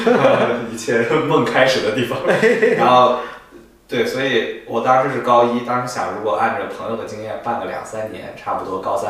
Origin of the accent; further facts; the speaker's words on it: Zhengzhou, Henan, China; moved away as an adult; also born or lived in Manchester, United Kingdom; now in London, United Kingdom; 在郑州，我家乡